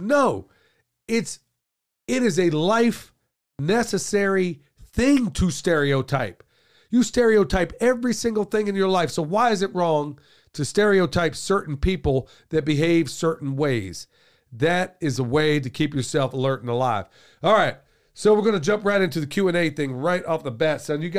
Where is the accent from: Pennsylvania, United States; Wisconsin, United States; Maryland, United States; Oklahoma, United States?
Oklahoma, United States; There's a whole lot of stereotypes where I grew up in Oklahoma regarding Native Americans.